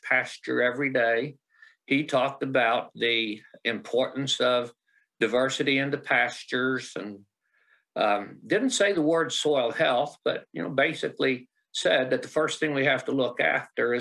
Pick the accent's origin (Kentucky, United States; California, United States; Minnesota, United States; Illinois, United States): Illinois, United States; Southern; moved away as an adult; also born or lived in Missouri; now in Idaho, United States; Southern Illinois